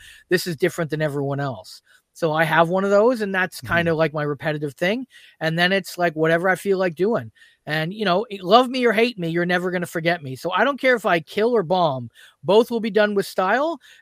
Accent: Brantford, Ontario, Canada; So I grew up in Brantford, Ontario, and that's obviously where Wayne Gretzky's from

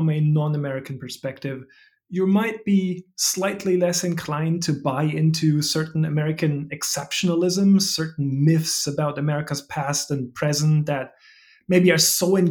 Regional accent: Germany; English is a second language; moved away as an adult; now in United States; Are you a German citizen? I am, yes, yes. I mean, as I'm sure everyone will hear, that's the reason for the funny way I talk.

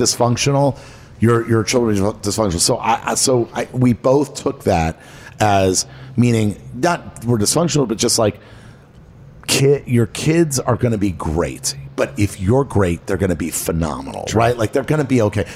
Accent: Miami, Florida, United States; also born or lived in Los Angeles, California; my whole life I grew up in Miami

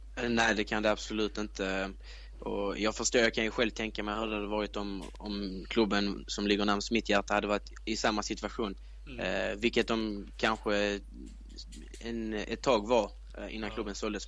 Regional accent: Sweden; jag är svensk

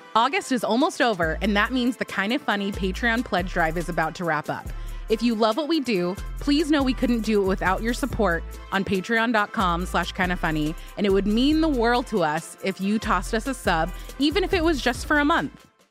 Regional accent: Illinois, United States; also born or lived in Nigeria; now in San Francisco, United States; I grew up in Illinois

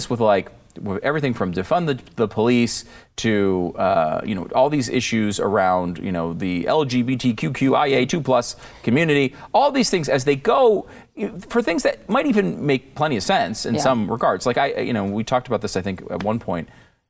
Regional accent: Connecticut, United States; Because I try to tell people I'm not a gun guy. Like, I grew up in Connecticut.

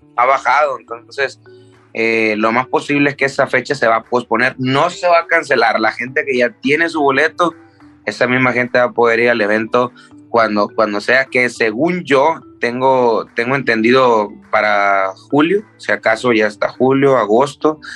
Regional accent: Tijuana, Baja California, Mexico; also born or lived in Culiacán; desde los seis yo crecí en, Tijuana

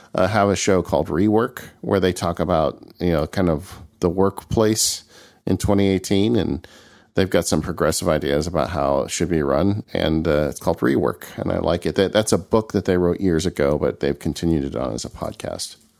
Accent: California, United States; as a Californian

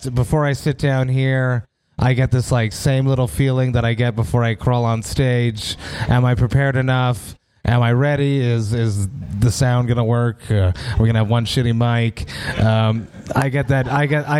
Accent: Quebec, Canada; I'm from Quebec, right? So my English family in Quebec, my mom doesn't like speaking French. So she would make me, I haven't said this on podcast yet, she would make me order the pizza as a child because I went to French school.

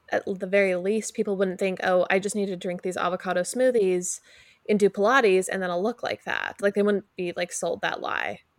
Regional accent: California, United States; Like we grew up in Orange County, so we're like definitely pro getting the your like areas that might bother you like taken care of.

